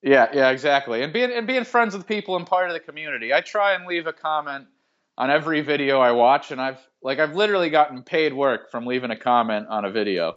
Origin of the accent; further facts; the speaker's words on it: Massachusetts, United States; I grew up in Massachusetts